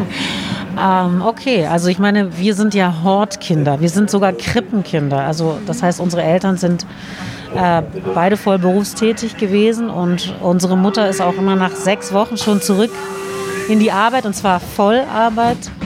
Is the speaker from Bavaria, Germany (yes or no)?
no; Berlin, Germany; in Berlin bzw. Kreuzberg, da wo ich aufwuchs